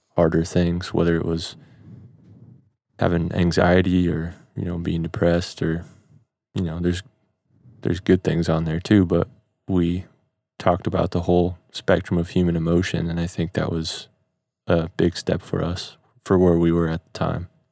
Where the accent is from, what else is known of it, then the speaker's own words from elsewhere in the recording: Midwest, United States; growing up in the Midwest